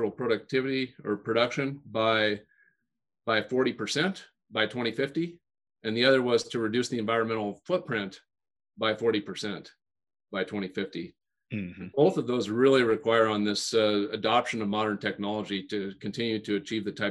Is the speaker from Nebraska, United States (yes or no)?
yes; Western Nebraska, United States; when I was growing up in Western Nebraska